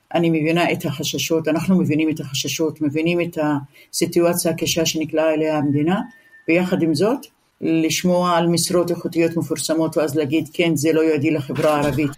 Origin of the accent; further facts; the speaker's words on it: Israel; כחברה ערבית אין לנו ארץ אחרת. נולדנו כאן, נשאר כאן, נחיה כאן